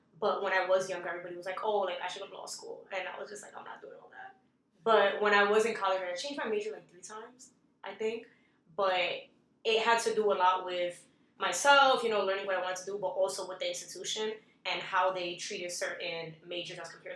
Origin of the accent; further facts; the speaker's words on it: New York City, New York, United States; I was born and raised in Manhattan, Upper West Side